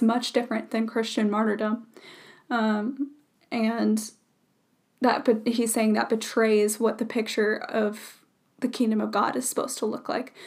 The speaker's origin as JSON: {"language": "English", "country": "United States", "said": "I truly love our country and our home"}